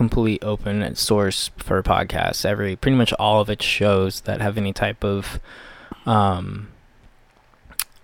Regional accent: United States; my experience as an American

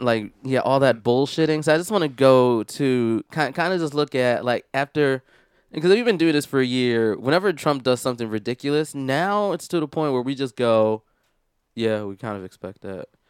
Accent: Philadelphia, Pennsylvania, United States; now in Washington, United States; I'm originally from Philadelphia

